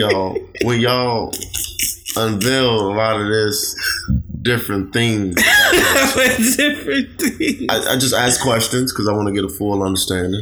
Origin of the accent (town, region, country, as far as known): Chicago, Illinois, United States; moved away